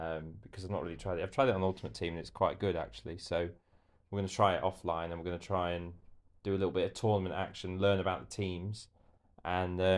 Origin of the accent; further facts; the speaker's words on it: England, United Kingdom; also born or lived in Ireland; me being the English guy.